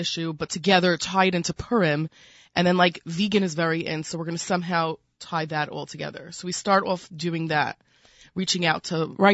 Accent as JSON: {"language": "English", "town": "New York City", "region": "New York", "country": "United States", "accent": "Brooklyn", "said": "my Brooklyn accent"}